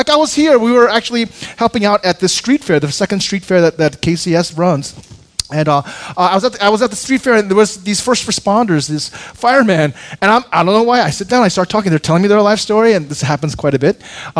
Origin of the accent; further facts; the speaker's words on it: Seoul, South Korea; born there; moved away; also born or lived in Chicago / Seattle / New York; I was born in Korea in a large city, Seoul, came to Chicago, Seattle for a while, but New York.